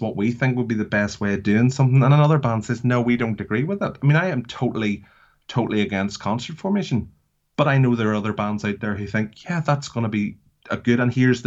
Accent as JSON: {"language": "English", "region": "Northern Ireland", "country": "United Kingdom", "said": "I come from Northern Ireland"}